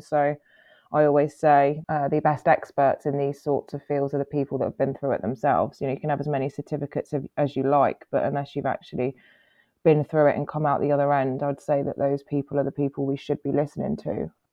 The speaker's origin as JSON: {"language": "English", "country": "Guernsey", "tie": "born or raised there", "said": "I was born in Guernsey. Um, I'm half Italian. Uh, my mum's from Guernsey."}